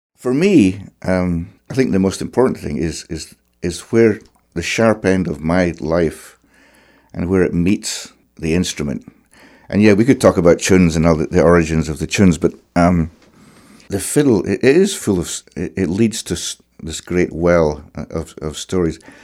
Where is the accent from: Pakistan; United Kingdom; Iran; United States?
United Kingdom; Clackmannan, Scotland; moved away as an adult; also born or lived in Alloa / Cape Breton; I was growing up in Clackmannan, which is in central Scotland